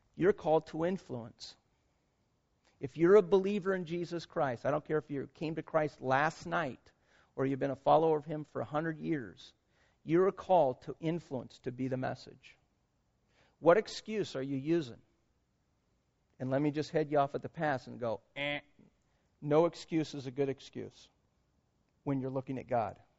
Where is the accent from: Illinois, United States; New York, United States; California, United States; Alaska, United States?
California, United States; Concord; also born or lived in Vacaville; We grew up in Concord